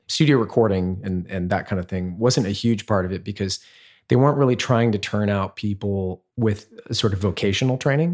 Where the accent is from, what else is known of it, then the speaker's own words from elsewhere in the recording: Centerville, Ohio, United States; moved away as an adult; also born or lived in Oberlin, Ohio / Los Angeles; I grew up in Ohio, actually. A little town called Centerville, which is outside Dayton, Ohio